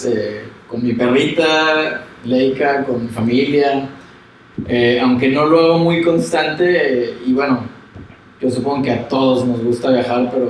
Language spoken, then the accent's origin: Spanish; Mexico; como mexicano